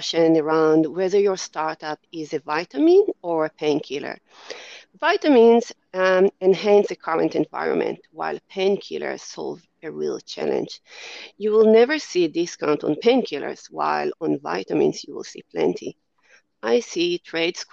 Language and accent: English; Israel; moved away as an adult; now in Australia; you might be able to tell from my accent that I'm not Australian born. I'm from Israel and have only moved to Australia in my 30s.